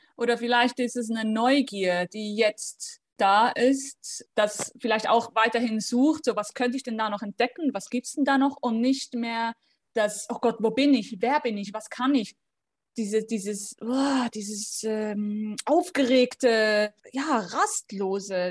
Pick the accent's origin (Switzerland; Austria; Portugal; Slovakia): Switzerland; ich bin aus der Schweiz